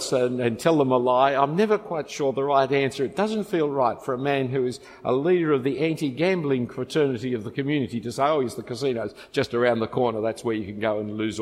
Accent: Australia; I'm an Australian

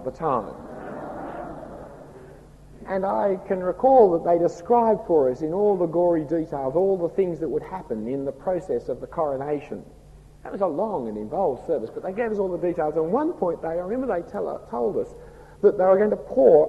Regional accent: Australia; accent: broad Australian; my broad Australian accent

